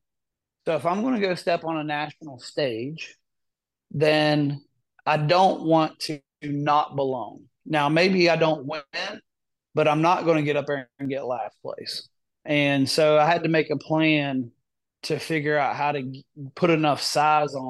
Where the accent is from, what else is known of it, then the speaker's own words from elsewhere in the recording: West Virginia, United States; I'm from West Virginia